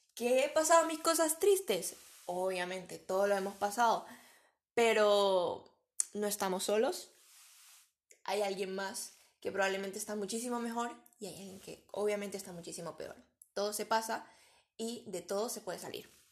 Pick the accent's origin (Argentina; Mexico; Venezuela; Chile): Venezuela; moved away as an adult; now in Spain; soy venezolana, pero tengo tres años viviendo en España